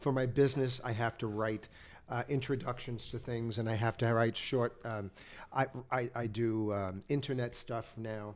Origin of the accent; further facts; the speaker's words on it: New York area, United States; since I'm from the Northeast, I'm from the, the New York area